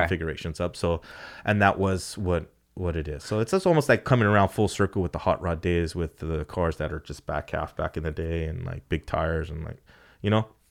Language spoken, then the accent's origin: English; California, United States; we come from Cali